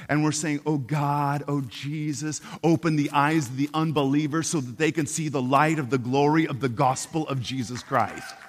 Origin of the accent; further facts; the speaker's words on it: Portland, Oregon, United States; I'm from Portland, Oregon, and uh, we're a bunch of pagans up there